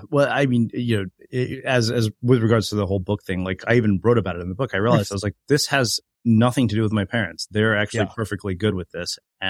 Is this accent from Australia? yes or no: no; India; As an Indian person, I find this really ridiculous.